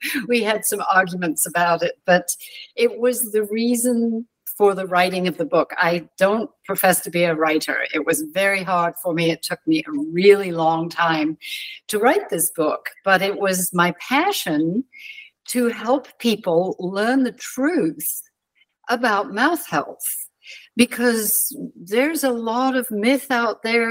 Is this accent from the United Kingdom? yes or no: yes; London, United Kingdom; I was born outside London. My parents had moved from Wales and lived in southwest London.